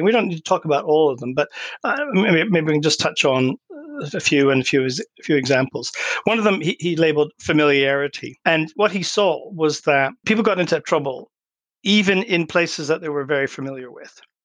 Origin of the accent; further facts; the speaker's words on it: Canada; moved away; I grew up in Canada too